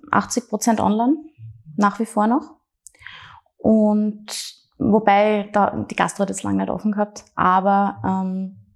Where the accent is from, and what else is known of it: Graz, Styria, Austria; born or raised there